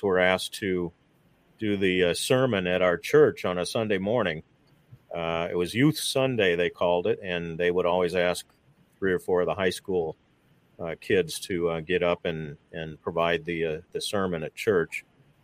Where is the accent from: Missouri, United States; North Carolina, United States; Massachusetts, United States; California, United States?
Missouri, United States; St. Louis; get a job right out of college at my hometown radio station, and stuck around working at various stations in St. Louis